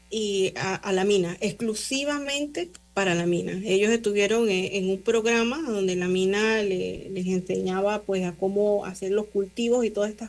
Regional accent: Panama; los panameños que estamos nosotros como panameños haciendo, siendo también garante

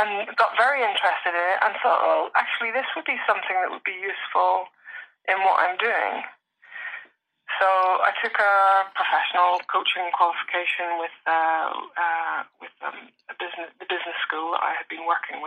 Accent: Northern Ireland, United Kingdom; I come from Northern Ireland with this accent

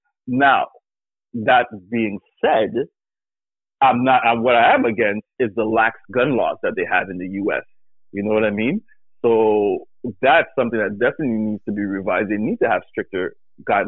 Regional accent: Canada; as a Canadian

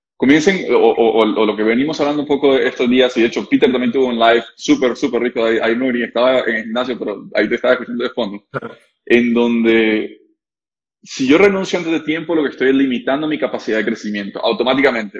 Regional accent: Costa Rica; nosotros somos ticos

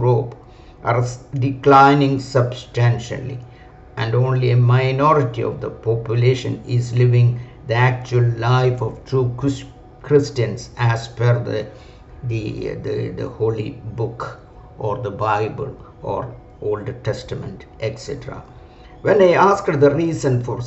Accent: India

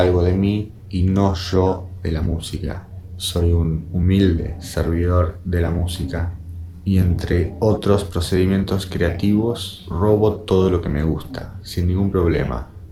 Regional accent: Argentina; also born or lived in Bahía Blanca / Buenos Aires; Siendo argentino

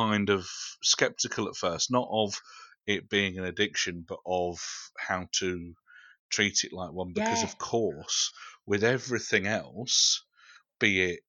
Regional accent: United Kingdom; we're British and we don't do that sort of thing.

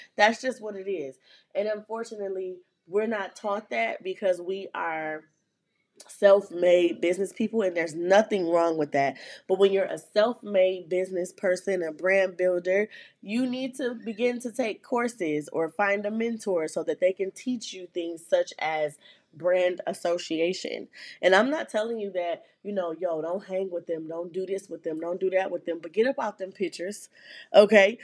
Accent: Flint, Michigan, United States; born or raised there

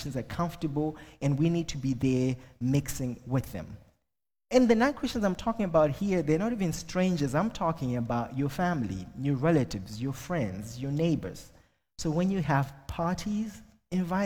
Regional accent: Zimbabwe; first language Shona; English is a second language; moved away as an adult; now in Ireland; I'm originally from Zimbabwe

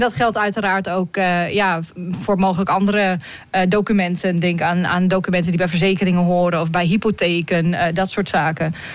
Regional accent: Netherlands

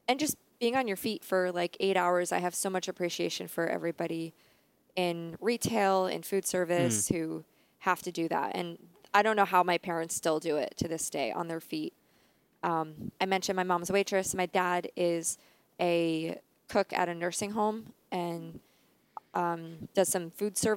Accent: Dingmans Ferry, Pennsylvania, United States; I grew up in Pennsylvania.

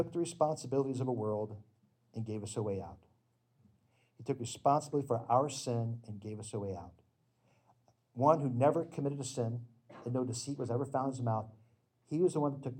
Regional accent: the South, United States; I grew up religious in the South

